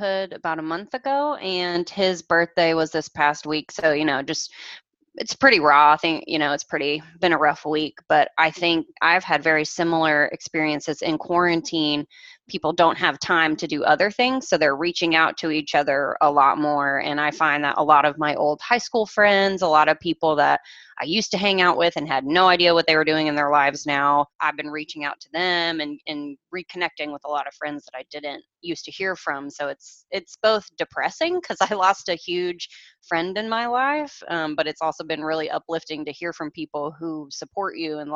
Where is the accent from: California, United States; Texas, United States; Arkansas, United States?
Arkansas, United States; Little Rock; I'm actually from good old Little Rock, Arkansas